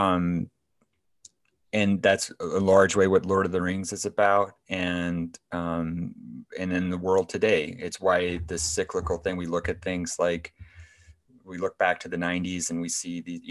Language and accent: English; Waterloo, Iowa, United States; Iowa, I'm from Iowa. I live in Iowa.